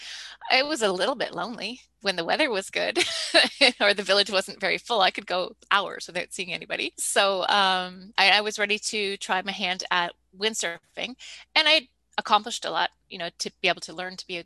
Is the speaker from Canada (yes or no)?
yes; Canada; as a Canadian